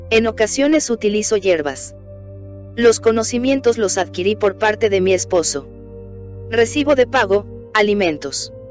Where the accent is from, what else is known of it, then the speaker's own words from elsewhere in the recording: Oguibo, Chihuahua, Mexico; tengo 55 años y vengo de la comunidad de Oguibo. Aproximadamente llevo 5 años como ogiruame.